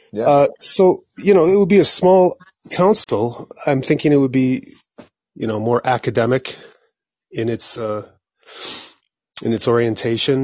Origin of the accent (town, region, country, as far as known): United States